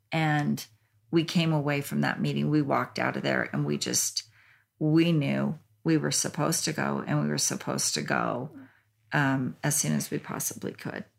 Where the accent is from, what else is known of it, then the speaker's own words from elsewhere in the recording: Japan; I was born in Japan along with my brother